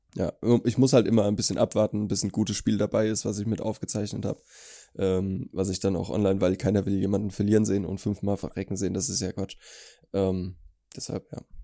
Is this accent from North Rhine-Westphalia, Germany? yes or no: no; Allendorf, Hesse, Germany; In Allendorf Lumda. Krasses Kaff.